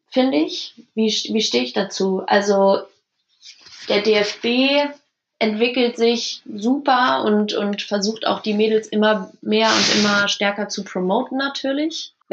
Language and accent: German; Germany; jetzt spielt die deutsche Frauennationalmannschaft. Ähm, das ist, das ist mein Land, das ist mein, meine Heimat.